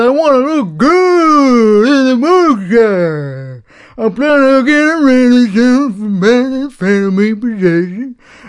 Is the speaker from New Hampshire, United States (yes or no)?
no; Missouri, United States; I'm a Missouri. I'm from Missouri. I'm from the bumblefuck hills of Missouri.